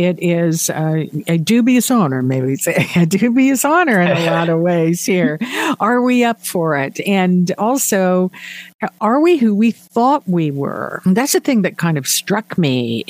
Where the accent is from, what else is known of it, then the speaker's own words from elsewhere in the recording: Canada; As Canadians